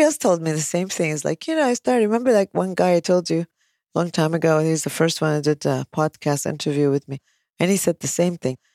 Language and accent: English; United States; now in Kuwait; I'm American